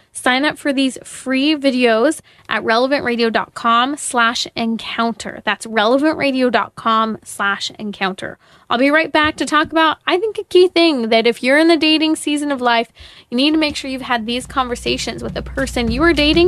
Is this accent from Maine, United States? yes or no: no; Inland Empire, Southern California, United States; moved away; I grew up in the Inland Empire in Southern California